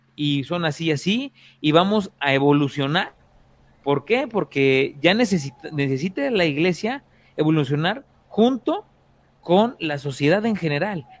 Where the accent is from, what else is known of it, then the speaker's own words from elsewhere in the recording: Puebla, Mexico; Yo soy del estado de Puebla